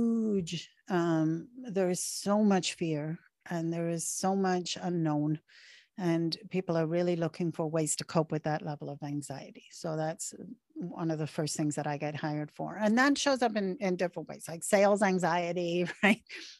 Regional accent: Canada; I'm Canadian. Canadians have different patterns than we're seeing in America, right?

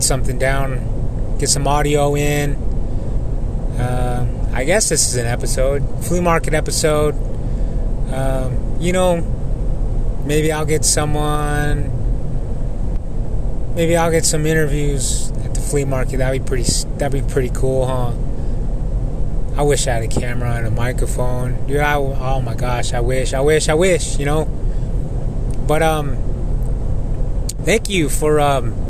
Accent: United States; moved away; Just being home again, being back on the res. And it made me know that I was home. It made me know that I am Native American. It made me know that I am Navajo, that I am Diné

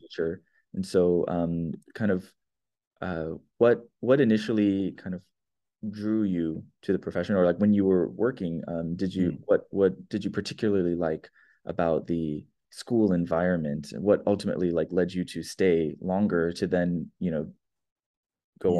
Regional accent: California, United States; moved away as an adult; also born or lived in Brazil; I'm from California

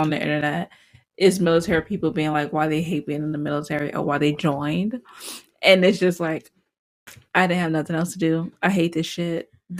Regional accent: the South, United States; I'm a Southerner. I have that ingrained in my head.

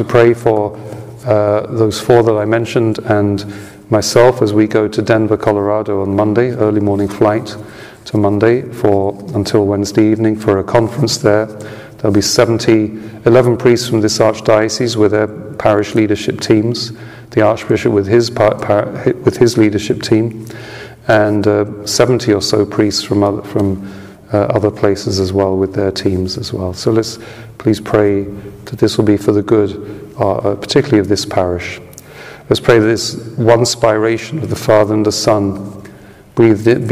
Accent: United Kingdom; I'm a Brit

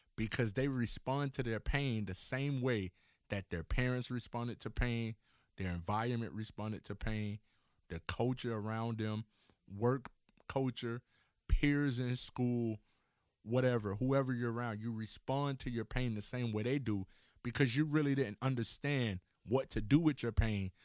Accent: Miami, Florida, United States; I'm from Miami, Florida, and so therefore we have our train system that run through the city

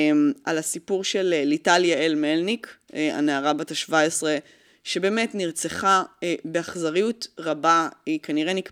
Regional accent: France; אני צרפתי, וכל מה שמשתמע מכך.

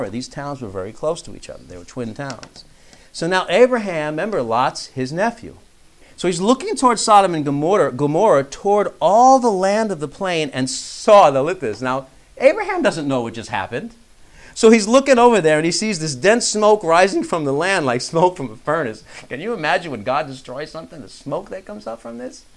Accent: New York, United States; moved away; I grew up in New York

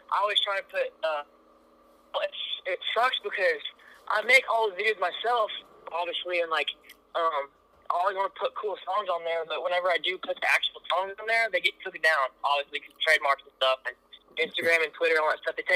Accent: Kansas City, Missouri, United States; born or raised there

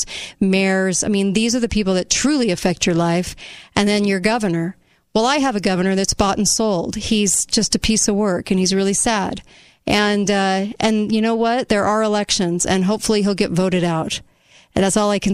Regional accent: United States; as an American

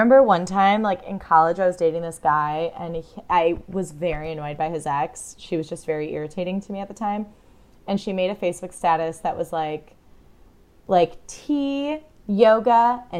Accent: United States; as an American

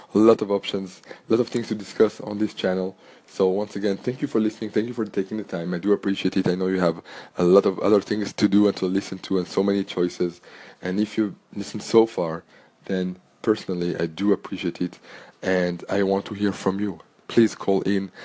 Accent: Antwerp, Flanders, Belgium; first language French; English is a second language; I was born in Belgium, born and grew up in Antwerp, Belgium

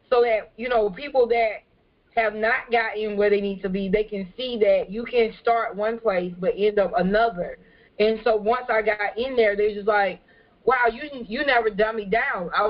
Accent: California, United States; now in Beaufort, United States; I'm not from Beaufort, and so what I do is not really common in the area. Um, so before I got here, I came from California

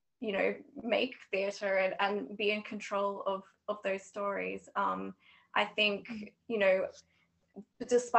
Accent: Australia; moved away as an adult; now in Edinburgh, United Kingdom; I'm originally from Australia, but I'm also living in Edinburgh at the minute

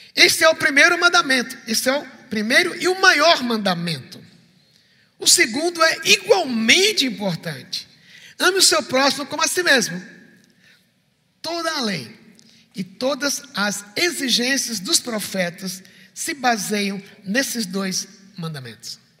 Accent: Recife, Pernambuco, Brazil; sou do Recife

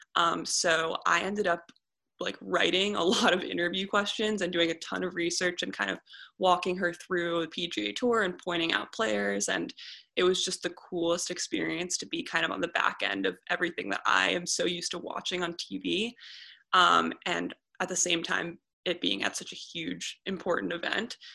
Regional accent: New York City, New York, United States; moved away as an adult; now in California, United States; I grew up in New York City

